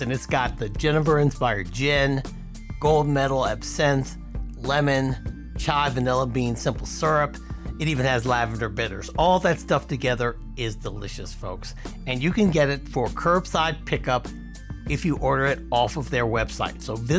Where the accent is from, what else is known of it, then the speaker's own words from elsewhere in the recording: Silver Spring, Maryland, United States; Silver Spring is my hometown